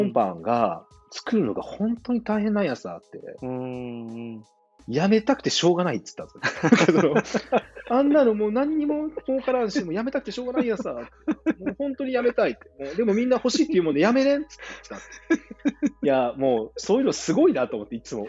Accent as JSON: {"language": "Japanese", "town": "Hida", "region": "Gifu", "country": "Japan", "tie": "born or raised there", "said": "生まれ育った飛騨"}